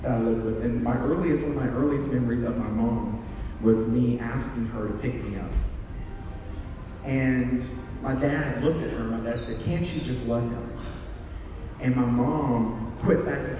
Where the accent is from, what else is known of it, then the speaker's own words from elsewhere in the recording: South Carolina, United States; moved away; also born or lived in San Francisco, California; I am originally from South Carolina